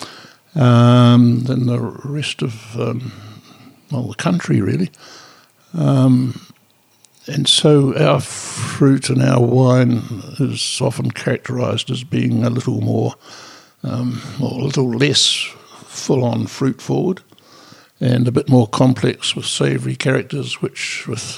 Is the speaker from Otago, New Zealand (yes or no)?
yes; Dunedin, Otago, New Zealand; also born or lived in Scotland / Canada; my hometown of Dunedin